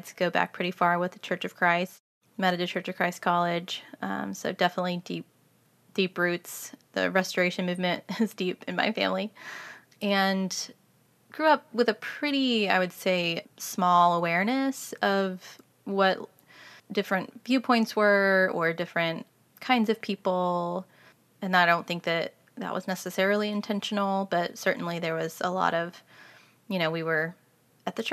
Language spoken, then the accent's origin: English; Kansas City, Missouri, United States; I grew up in Kansas City, Missouri